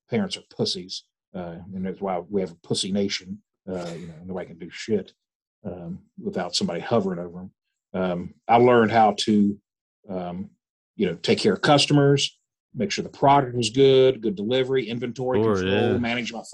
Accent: Charleston, West Virginia, United States; Born and raised in East End, still live in East End

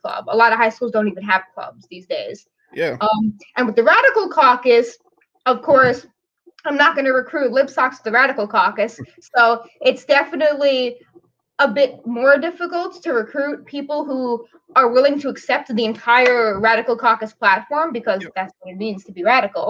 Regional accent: New York City, New York, United States; moved away as an adult; now in upstate New York, United States; I'm from New York City.

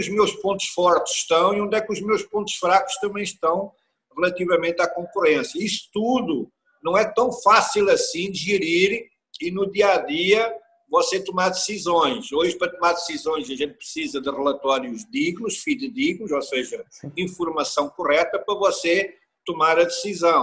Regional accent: Coimbra region, Centro, Portugal; also born or lived in Switzerland; now in Brazil; Eu sou originário da região de Coimbra, a minha família vem toda uhum. da região de Coimbra

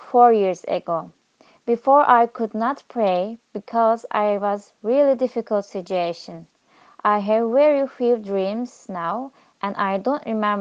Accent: Diyarbakir, Diyarbakır Province, Turkey; I am from Diyarbakir

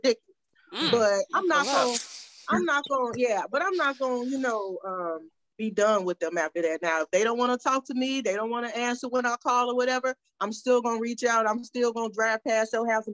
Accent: Chicago, Illinois, United States; I'm from Chi-Town

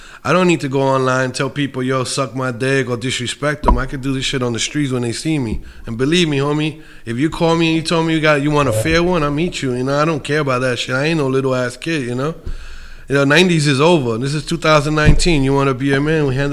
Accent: New York City, New York, United States; now in Colorado, United States; I'm from Bushwick, Williamsburg, you know? I moved to Colorado

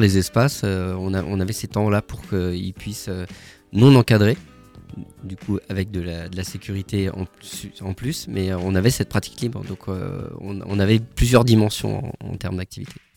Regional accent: Paris, Île-de-France, France; now in Strasbourg, France; je suis pas né à Strasbourg, je suis né à Paris

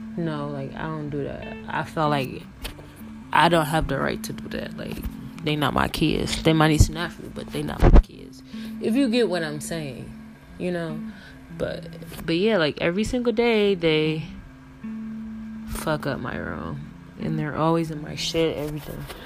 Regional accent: Michigan, United States; I'm from Michigan

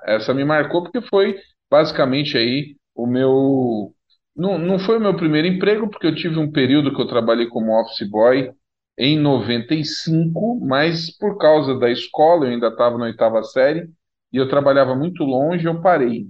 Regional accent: São Paulo, Brazil; eu cresci, e no bairro que eu cresci em São Paulo

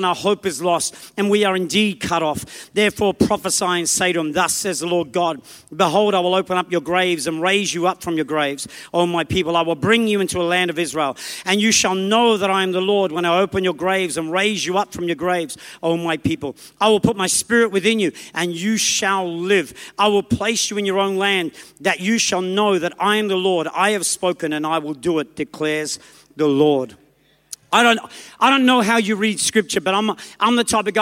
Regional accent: Australia; also born or lived in England; I was born in England, raised in Australia

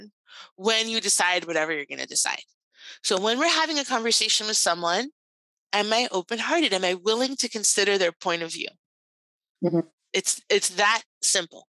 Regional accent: Puerto Rico; I'm Cuban American. Now, I was actually born in Puerto Rico

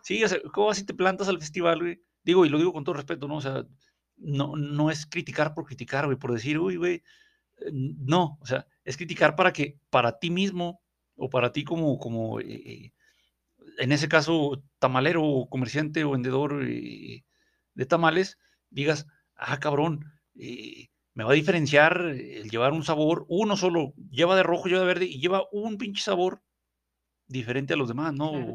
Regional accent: Durango, Mexico; allá en mi ciudad de México, o sea, aquí donde estamos en, Victoria de, Durango

